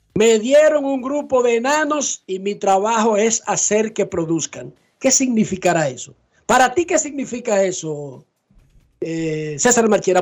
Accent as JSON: {"language": "Spanish", "town": "Herrera", "region": "Distrito Nacional", "country": "Dominican Republic", "said": "yo soy de Herrera"}